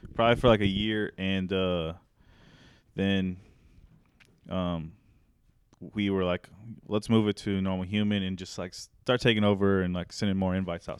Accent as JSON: {"language": "English", "town": "Raymore", "region": "Missouri", "country": "United States", "tie": "born or raised there", "also_born_or_lived": "Topeka, Kansas", "said": "I grew up in Raymore, which is, like, thirty minutes south of here. It's a little bit south of Grand View, next to Belton. Um, lived in the same house my whole life"}